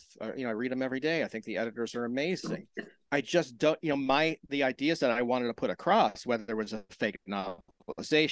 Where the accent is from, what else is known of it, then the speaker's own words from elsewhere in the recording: Washington, District of Columbia, United States; also born or lived in Maryland; I grew up in DC and I grew up around Discord Records